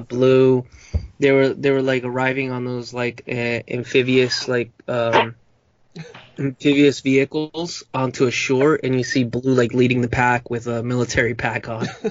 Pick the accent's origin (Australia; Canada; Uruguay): Uruguay; accent: Uruguayan Spanish; moved away; my accent for like I like from where I'm from in Uruguay, we have a, a certain distinct uh, dialect and accent when we speak Spanish